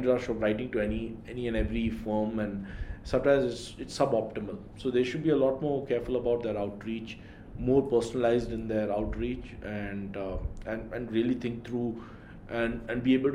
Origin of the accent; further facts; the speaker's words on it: Delhi, India; moved away; also born or lived in Mumbai; I'm from Delhi